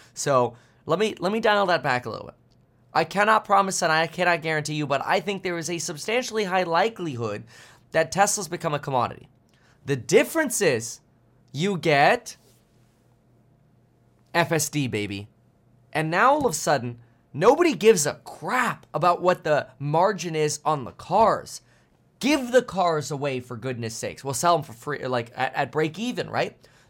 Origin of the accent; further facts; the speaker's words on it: Germany; born there; I'm allowed to do that because I was born in Germany. And I also hold German citizenship. I'm a dual citizen.